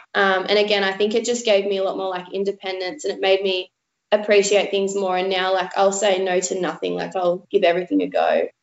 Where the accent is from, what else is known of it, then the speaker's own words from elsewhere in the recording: Port Macquarie, New South Wales, Australia; also born or lived in Sydney, New South Wales; we decided to move up the coast to Port Macquarie um, and start a new life up there. Um, and yeah, mum and I were really close, did like a lot of traveling and a lot of adventuring, and kind of just tried to live life to the fullest um, up there. Um, yeah, and I went to primary school up there, high school